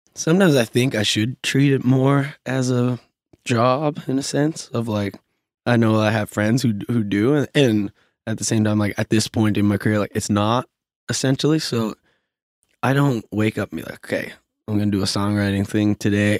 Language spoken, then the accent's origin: English; Glace Bay, Nova Scotia, Canada; now in Halifax, Canada; I'm from Glace Bay and I have more friends in Halifax from Glace Bay who I grew up